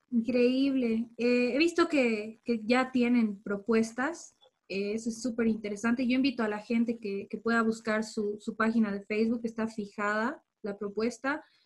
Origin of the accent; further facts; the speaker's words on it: Bolivia; como bolivianos